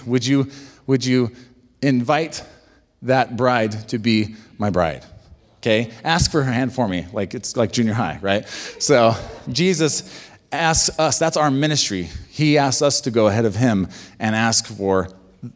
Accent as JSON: {"language": "English", "country": "United States", "said": "being American"}